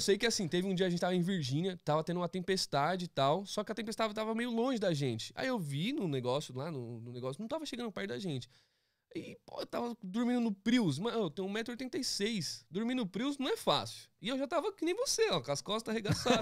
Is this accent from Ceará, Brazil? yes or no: no; São Paulo, Brazil; moved away as an adult; also born or lived in Philadelphia / Los Angeles; now in United States; eu vim do Capão Redondo